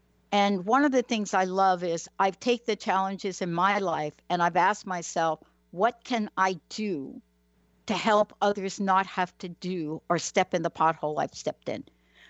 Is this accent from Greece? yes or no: no; East Coast, United States; And I am from the East Coast, and I do go back to the state of New Jersey.